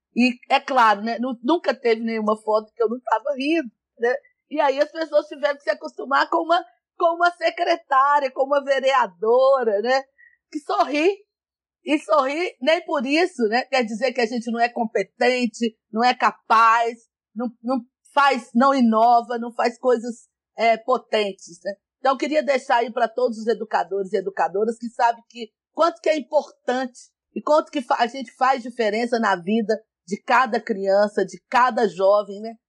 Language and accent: Portuguese; São Gonçalo do Pará, Minas Gerais, Brazil; Eu nasci no interior de Minas, em São Gonçalo do Pará